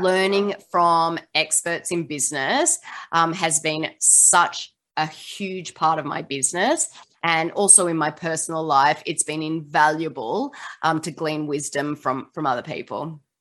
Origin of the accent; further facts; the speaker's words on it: Australia; now in Seattle, United States; I don't sound like I'm from the US. I am from Australia, but I do live in Seattle, Washington, um, in the US